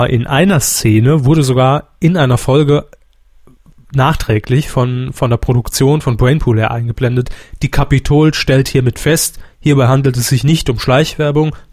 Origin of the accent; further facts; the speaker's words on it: Saarland, Germany; Kenne ich natürlich nicht hier als Saarländer, da hört man ja keinen Fritz, auch nicht über den Livestream.